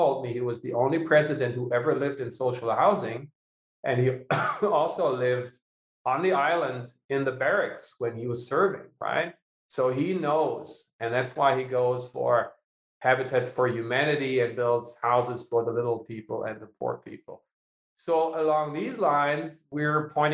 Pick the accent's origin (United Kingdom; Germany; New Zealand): Germany; Lower Saxony; Annalena Baerbock, is also from my hometown